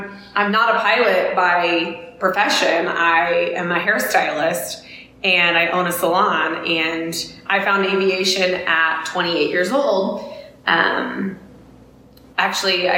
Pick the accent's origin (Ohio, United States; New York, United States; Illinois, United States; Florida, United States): Illinois, United States; I'm actually from Illinois